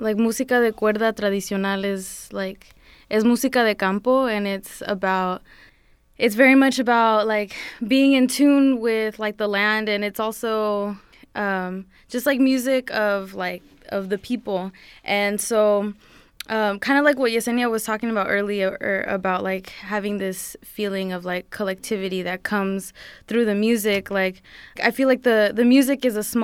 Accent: San Jose, California, United States; also born or lived in Santa Cruz, California; I'm from San Jose, and that's where I'm living right now.

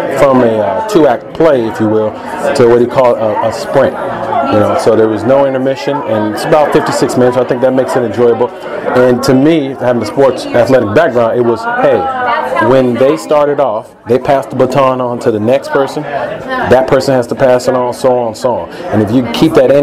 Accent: Chicago, Illinois, United States; also born or lived in Iowa; now in Los Angeles, United States; Originally, I'm from Chicago

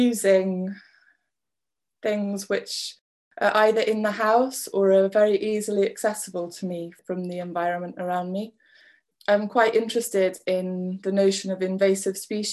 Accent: West Wales, United Kingdom; also born or lived in Bath; now in Scotland; I was born in Bath, but we moved to Wales when I was 6, and I'm now in Scotland

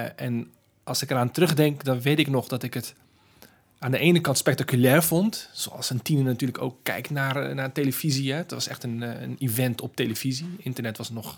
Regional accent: Rotterdam, South Holland, Netherlands; ik ben geboren en getogen in Rotterdam.

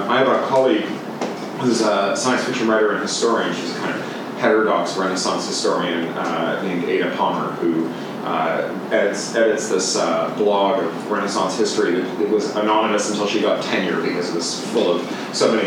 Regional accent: Canada; moved away; also born or lived in United Kingdom; As a Canadian who then lived in the UK

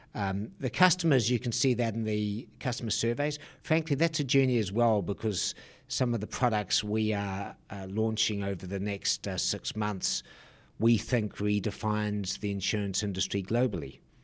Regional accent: New Zealand; moved away; I'm a Kiwi.

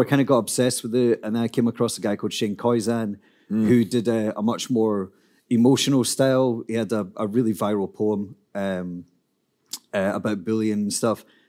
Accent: Scotland, United Kingdom; I'm a poet from Scotland

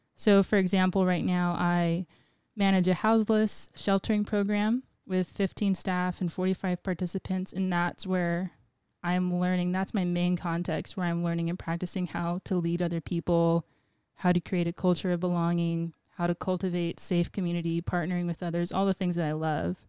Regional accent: Guam; moved away as an adult; now in Portland, United States; I'm native to Guam

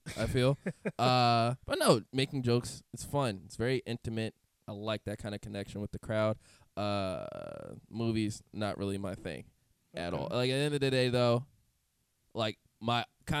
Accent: Temple Hills, Maryland, United States; I grew up in Temple Hills, Maryland, like 5 minutes outside of Southeast.

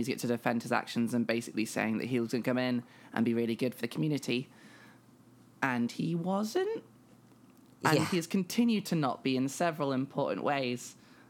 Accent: Nottingham, East Midlands, United Kingdom; accent: posh; I don't know if I have the accent of my hometown because I'm from Nottingham and this isn't a Nottingham accent. I think this is just a posh accent.

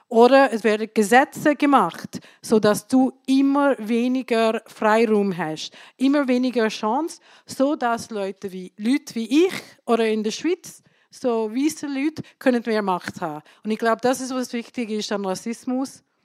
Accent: India; now in Switzerland; Ich komme aus Indien

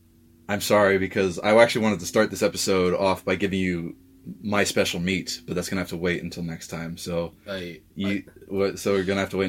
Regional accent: London, United Kingdom; now in Ireland; I grew up in London

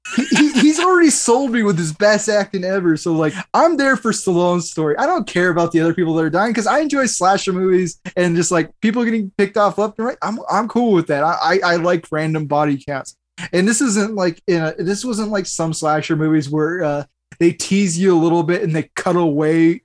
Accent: United States; as an American

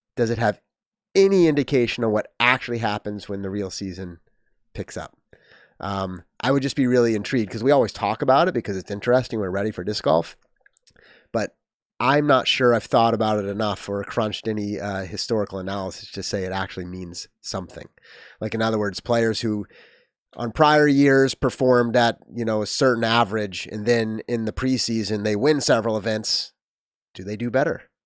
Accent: New England, United States; also born or lived in Missouri; Lived he, lived in New England most of my life.

